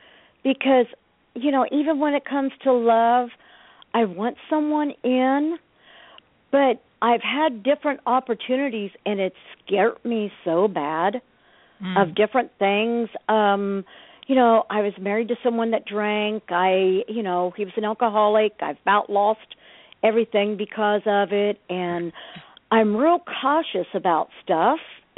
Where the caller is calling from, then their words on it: Ohio, United States; I'm calling from Ohio.